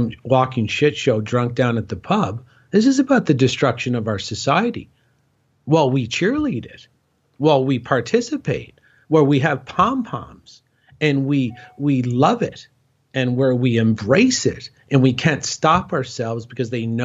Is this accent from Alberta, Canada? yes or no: no; Cornwall, Ontario, Canada; my hometown, Cornwall, Ontario, Canada